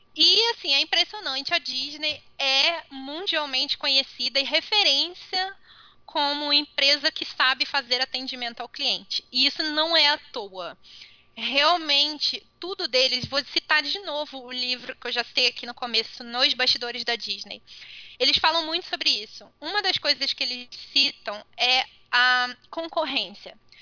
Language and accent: Portuguese; Brazil